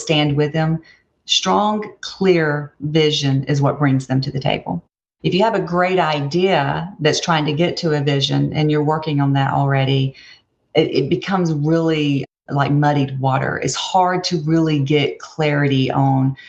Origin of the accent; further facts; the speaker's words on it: Opelika, Alabama, United States; I grew up in Opelika, Alabama